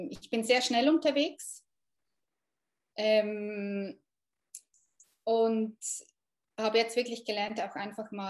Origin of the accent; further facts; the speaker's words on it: Thun, Bern, Switzerland; Ich bin aus Thun, das ist vielleicht halt schon noch wichtig ähm, bei solchen ja. Kursen, dass das in der Nähe ist.